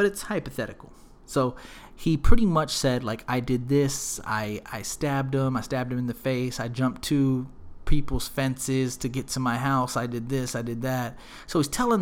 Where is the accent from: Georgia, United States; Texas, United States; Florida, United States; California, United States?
Texas, United States; Smithville; We're from Smithville, and we took a field trip to the actual mall in Austin. We must have been, like, in fifth or sixth grade